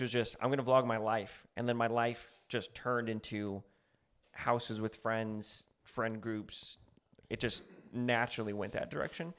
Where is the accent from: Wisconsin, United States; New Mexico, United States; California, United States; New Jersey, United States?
New Mexico, United States; now in Los Angeles, United States; I'm from New Mexico